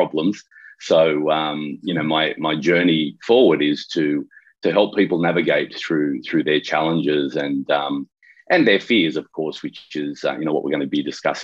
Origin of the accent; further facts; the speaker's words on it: Sydney, New South Wales, Australia; I'm from Sydney, Australia